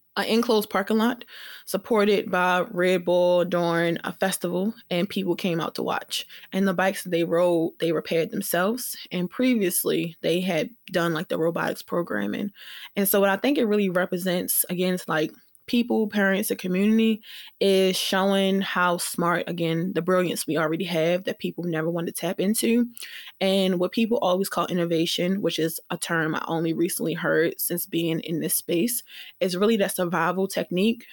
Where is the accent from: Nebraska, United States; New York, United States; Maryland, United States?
Maryland, United States; Baltimore; We're all Black from Baltimore